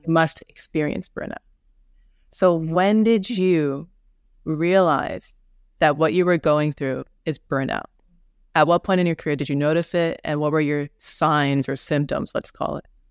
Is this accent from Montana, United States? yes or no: no; New York, United States; I'm from New York. I'm here in New York